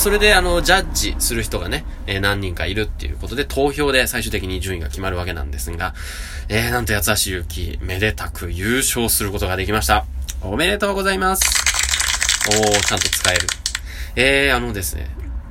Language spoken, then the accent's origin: Japanese; Nagoya, Aichi, Japan; accent: Nagoya dialect; 名古屋弁である